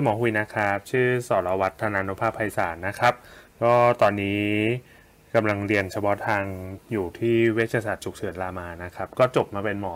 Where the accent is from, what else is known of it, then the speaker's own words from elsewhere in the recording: Bangkok, Thailand; moved away as an adult; also born or lived in Nakhon Ratchasima; ผมอ่ะบ้านอยู่กรุงเทพ แต่ว่าไปใช้ทุนอยู่โคราช